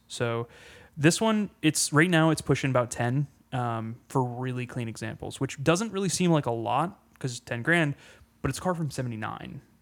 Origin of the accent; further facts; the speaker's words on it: Pennsylvania, United States; moved away; go home back to Pennsylvania